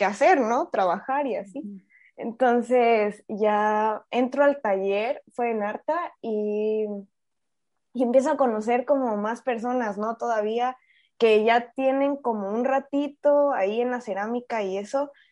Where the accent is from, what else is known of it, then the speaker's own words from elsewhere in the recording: Chiapas, Mexico; moved away as an adult; also born or lived in Querétaro; Chiapas, soy chiapaneca